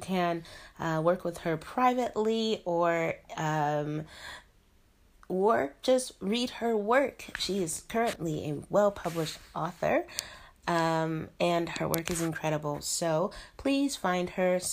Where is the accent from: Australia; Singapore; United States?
United States; Denver, Colorado; moved away as an adult; now in Shenzhen, China; I am an expat in Shenzhen, China, and I'm from Denver, Colorado.